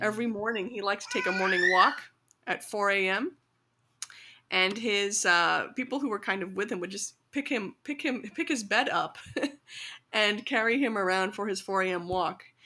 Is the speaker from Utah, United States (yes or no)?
no; rural Illinois, United States; grew up kind of learning about my culture mostly through my parents and through Bollywood in small towns and in rural, you know, um, Illinois